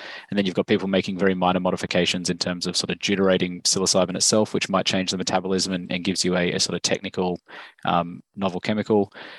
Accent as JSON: {"language": "English", "country": "Australia", "accent": "Australian", "said": "So as you can probably tell from my accent, I'm from Australia."}